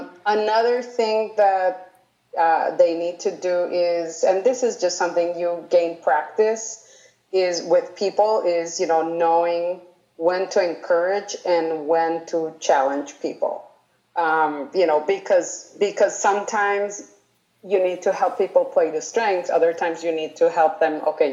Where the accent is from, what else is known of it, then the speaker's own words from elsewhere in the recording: Colombia; also born or lived in United States / Sweden; Well, I have lived in a lot of countries. I was born in the U.S. I grew up in Colombia, and I lived in Sweden.